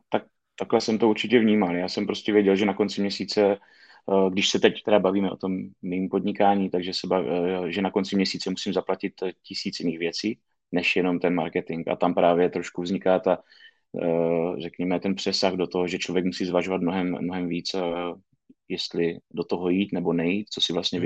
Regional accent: Šumperk, Olomouc Region, Czechia; já jsem tady ze Šumperka, z relativně malého města

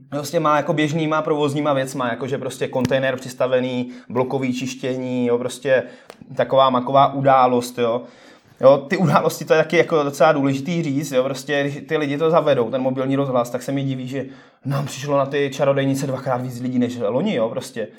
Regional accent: Přerov, Olomouc Region, Czechia; moved away; já pocházím původně z Předova

